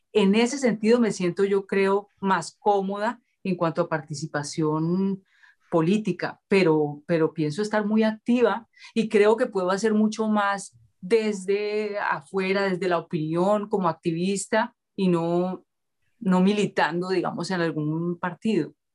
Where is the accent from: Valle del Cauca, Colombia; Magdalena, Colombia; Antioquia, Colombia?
Valle del Cauca, Colombia; Cali; yo nací en Cali eh, en el marco de una sociedad supremamente clasista, racista, eh, esclavista también